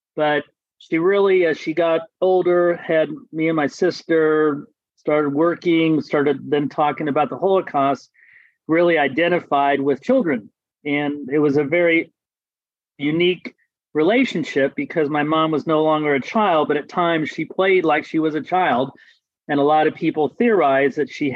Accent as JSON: {"language": "English", "town": "Terre Haute", "region": "Indiana", "country": "United States", "tie": "born or raised there", "said": "I grew up in Terre Haute, Indiana, which is about a little over an hour or so west of Indianapolis"}